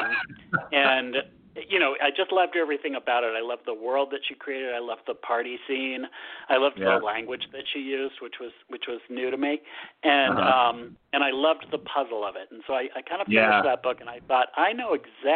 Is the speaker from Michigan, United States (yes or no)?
no; Massachusetts, United States; also born or lived in San Francisco, United States / Boston, United States; I grew up in Massachusetts